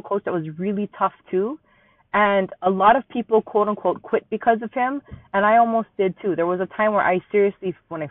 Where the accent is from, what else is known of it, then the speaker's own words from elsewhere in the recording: Hawaii, United States; Born and raised in Hawaii, still live here